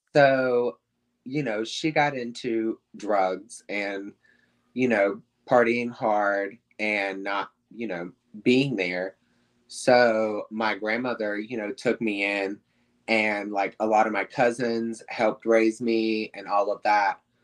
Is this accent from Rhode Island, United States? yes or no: no; South Carolina, United States; moved away as an adult; also born or lived in Atlanta, Georgia; now in Hollywood, Florida, United States; I was born in Atlanta. Um, I lived there till I was about four to six, I want to say. Um, and then we moved to South Carolina, and that's where I basically like lived my childhood